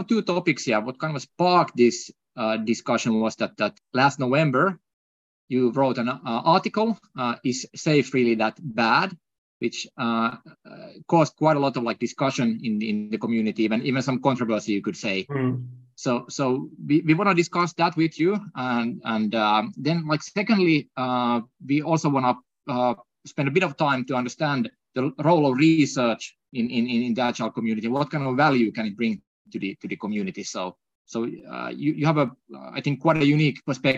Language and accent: English; Finland; accent: non-North American; non-North American accent is brought to you all the way from Finland